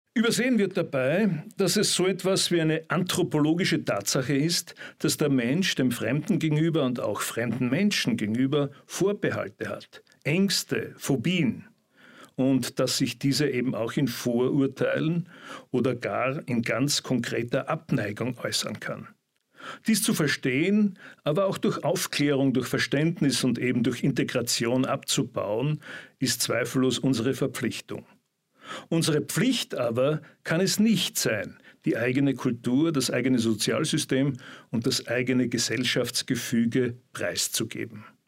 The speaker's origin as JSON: {"language": "German", "country": "Austria", "said": "bei uns in Österreich"}